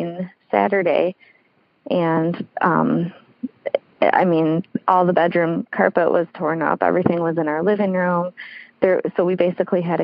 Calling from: Michigan, United States; I'm calling from Michigan

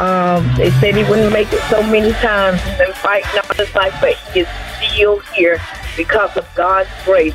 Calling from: Charlotte, North Carolina, United States; I am calling from Charlotte, North Carolina

